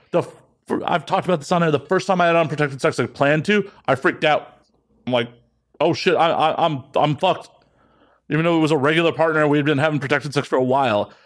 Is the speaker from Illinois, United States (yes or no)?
yes; Chicago, Illinois, United States; I grew up in the north side of Chicago